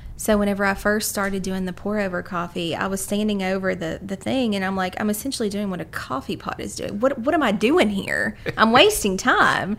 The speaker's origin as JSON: {"language": "English", "area": "Carter County", "region": "Eastern Kentucky", "country": "United States", "moved": "as an adult", "lives_now": "Lexington, United States", "said": "I'm from Eastern Kentucky, Carter County to be specific, and came down here to go to the University of Kentucky"}